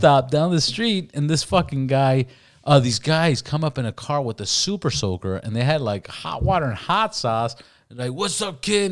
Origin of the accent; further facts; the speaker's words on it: Los Angeles, California, United States; also born or lived in Miami; South Commonwealth is where I used to fucking live and grew up when I came back from Miami